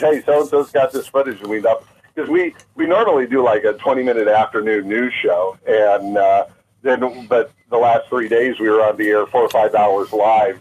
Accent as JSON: {"language": "English", "area": "Maui", "region": "Hawaii", "country": "United States", "tie": "born or raised there", "moved": "yes", "said": "Maui uh, uh was my first home. We moved here as kids, and uh, aside from being a beautiful island, it's my hometown"}